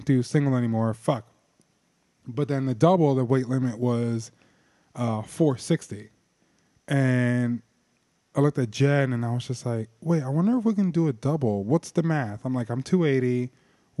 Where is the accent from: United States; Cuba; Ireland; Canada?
United States; New Jersey; I'm from New Jersey